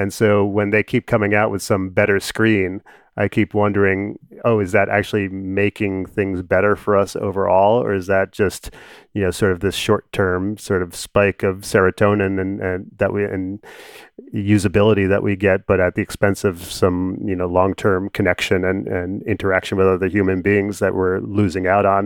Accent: New York, United States; I'm a New Yorker

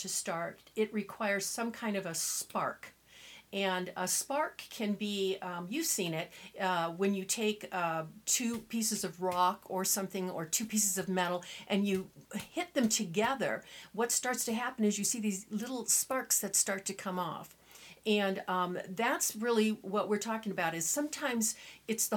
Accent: Southern California, United States; I was raised in Southern California

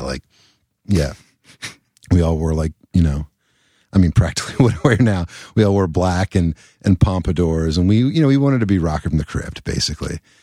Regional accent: Elizabethtown, Kentucky, United States; born or raised there; also born or lived in Louisville, Kentucky

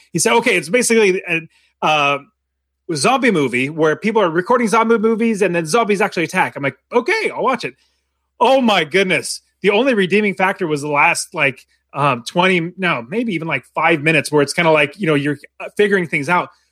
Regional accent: United States; being American

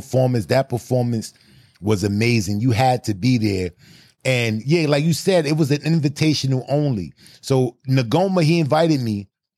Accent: Brooklyn, New York, United States; I came from Brooklyn.

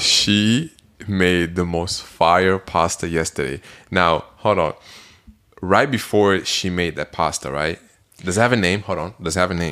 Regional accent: Belgium; moved away; I'm from Belgium.

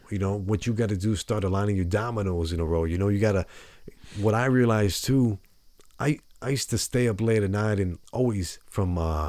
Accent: San Mateo, California, United States; born there; also born or lived in Las Vegas / Denver / Houston; You know, not in the richest places ever. You know, San Mateo, California.

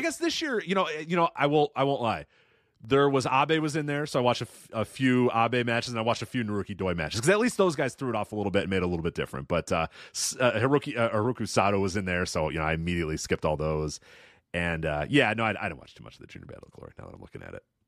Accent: Illinois, United States; I'm from Illinois

